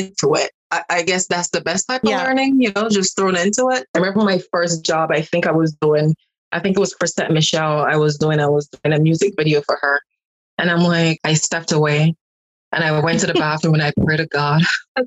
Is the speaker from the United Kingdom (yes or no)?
no; Montego Bay, Saint James, Jamaica; I am from the country part of Montego Bay, a very small community. And I can remember growing up in Jamaica